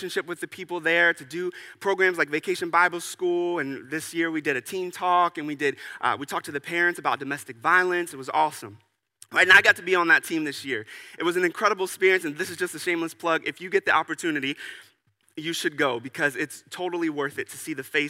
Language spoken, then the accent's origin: English; United States; as an American